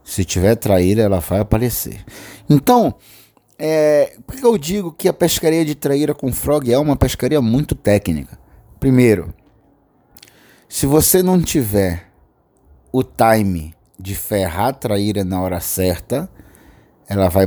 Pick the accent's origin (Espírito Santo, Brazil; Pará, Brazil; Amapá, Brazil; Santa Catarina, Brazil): Pará, Brazil; Belém; Principalmente eu que moro na Amazônia, né? Nasci aqui em Belém do Pará e pesco com meu pai desde os 12 anos de idade acampando pela Amazônia.